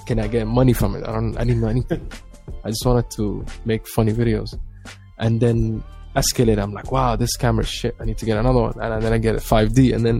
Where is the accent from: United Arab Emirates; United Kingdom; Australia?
United Arab Emirates; Abu Dhabi; Black Somali, displays skateboard and listens to metal.